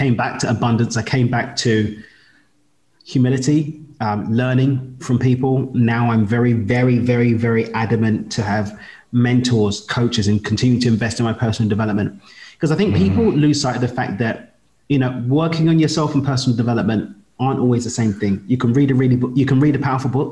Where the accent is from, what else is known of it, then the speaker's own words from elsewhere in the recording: London, United Kingdom; moved away; I'm from East London in the UK, but I call Carbo home